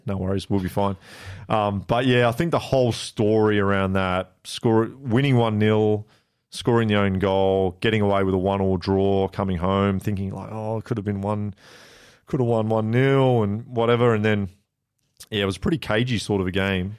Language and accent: English; Blackburn, North West England, United Kingdom; moved away; also born or lived in South Korea; So I was born in Blackburn